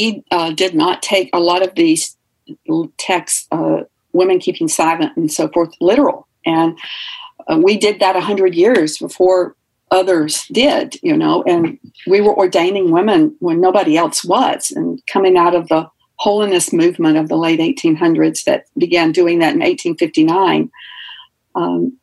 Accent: the South, United States; And I liken it to growing up in the South in the separate but equal era.

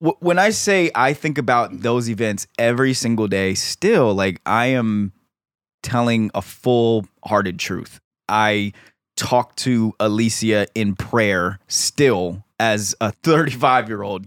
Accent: Silver Spring, Maryland, United States; I grew up in Silver Spring, Maryland

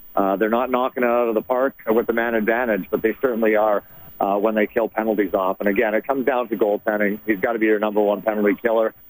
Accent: Sherwood Park, Alberta, Canada; I'm from Sherwood Park. I'm an Edmonton guy, and obviously, you know, growing up watching the Edmonton Oilers

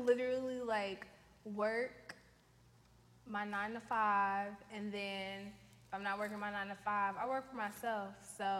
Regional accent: Seattle, Washington, United States; moved away as an adult; I'm from Seattle, Washington.

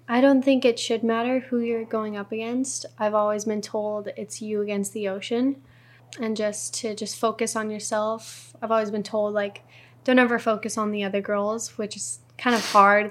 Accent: North Shore of Oahu, Hawaii, United States; I was born and raised on the North Shore. So, seventeen years, my whole life.

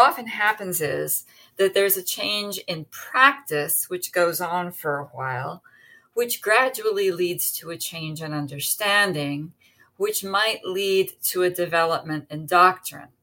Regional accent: United States; now I'm an American

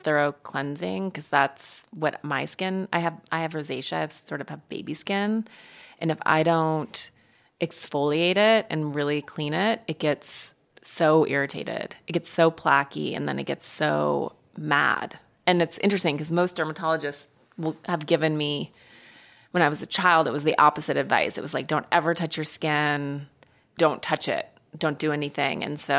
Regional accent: Montana, United States; I'm from Montana.

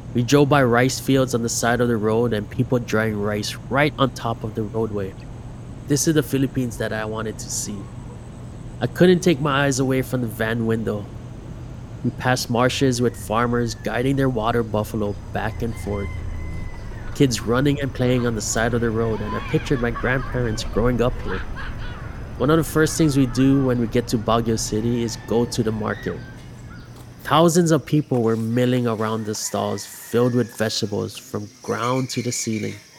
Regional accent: Big Island, Hamakua coast, Hawaii, United States; I grew up on the Big Island on the Hamakua coast

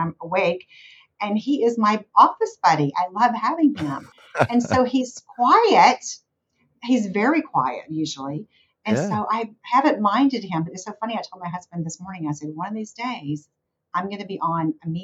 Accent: the South, United States; accent: Southern; my occasional Southern accent

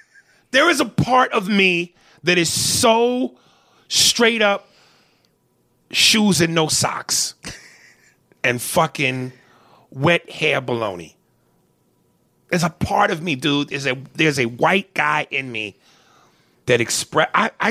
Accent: Newark, New Jersey, United States; I'm white and black, and I'm from Newark, New Jersey.

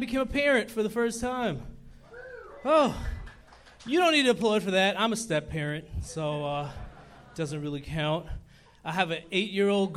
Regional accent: New York City, New York, United States; I'm from Brooklyn, and I just found out that my neighborhood is referred to as Scary Brooklyn.

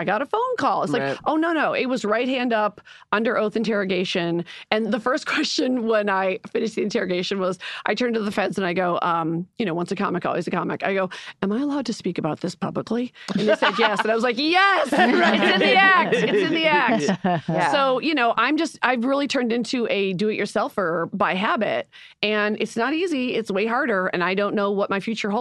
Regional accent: Chicago, Illinois, United States; I'm from Chicago

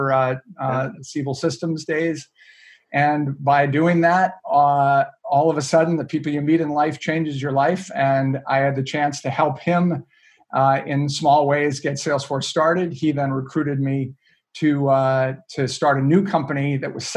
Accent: Maine, United States; I grew up in up in Maine, a little town in the middle of on the coast in Maine, and my family moved me up when I was young

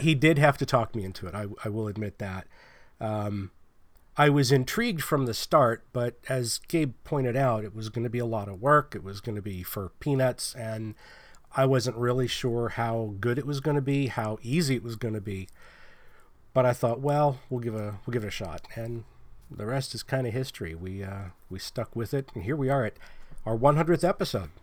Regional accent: Pennsylvania, United States; now in California, United States; I'm from Pennsylvania

